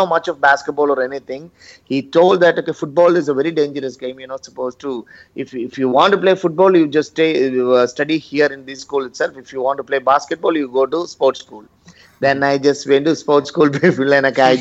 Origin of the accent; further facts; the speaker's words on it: Pala, Kerala, India; now in Chennai, India; I'm from Kerala